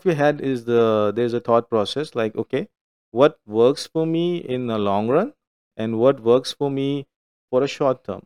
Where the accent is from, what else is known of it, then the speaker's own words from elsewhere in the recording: India; moved away; I meet them as an Indian